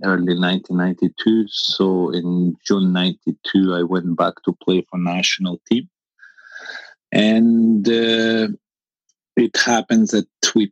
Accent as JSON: {"language": "English", "country": "Albania", "tie": "born or raised there", "also_born_or_lived": "France", "moved": "as an adult", "said": "I was born in Albania. Albania was a communist country for almost 50 years, and I became an adult in Albania. I became 21 years old in Albania."}